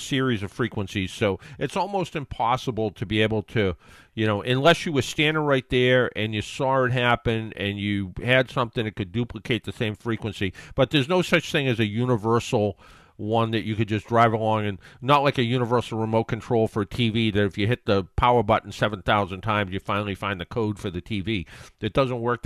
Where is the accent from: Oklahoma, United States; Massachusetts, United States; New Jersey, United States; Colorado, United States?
Massachusetts, United States; South Shore; where I grew up on the South Shore